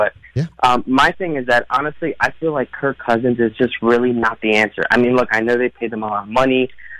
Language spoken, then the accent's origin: English; Philadelphia, Pennsylvania, United States; So I'm actually from Philly.